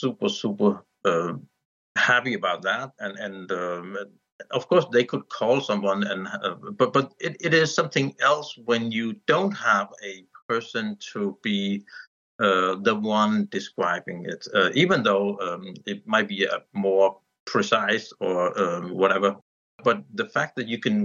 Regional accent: Denmark; I'm from Denmark

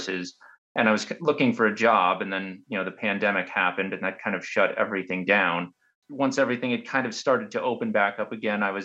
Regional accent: Pennsylvania, United States; I'm from Pennsylvania

